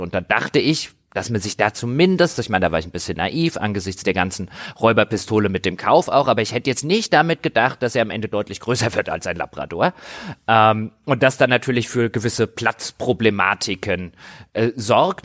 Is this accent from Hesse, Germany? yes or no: yes; Griesheim, Hesse, Germany; in dem Ort, wo ich herkomme, also in Griesheim